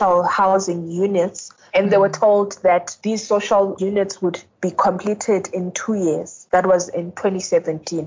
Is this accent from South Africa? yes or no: yes; East Rand, Gauteng, South Africa; I'm from the East Rand